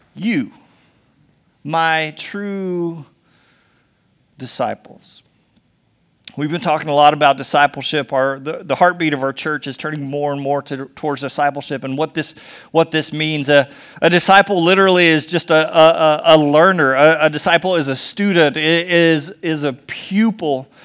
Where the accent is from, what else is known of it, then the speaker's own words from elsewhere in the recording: United States; we're so American